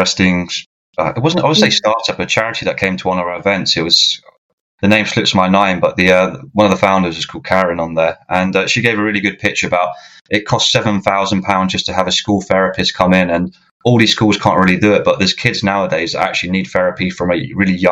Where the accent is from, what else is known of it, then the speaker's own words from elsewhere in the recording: England, United Kingdom; as an English person